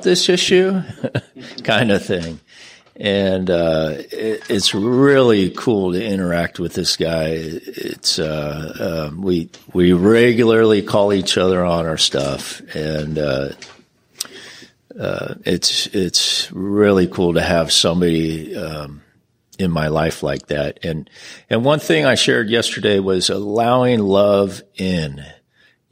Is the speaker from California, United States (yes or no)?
yes; San Diego, California, United States; I'm from San Diego